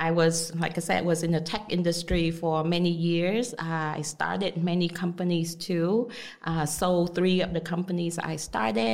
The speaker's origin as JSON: {"language": "English", "country": "Vietnam", "tie": "born or raised there", "also_born_or_lived": "United States", "moved": "as an adult", "said": "I was born and raised in Vietnam. So after I graduated from high school in Vietnam, I moved to the U.S."}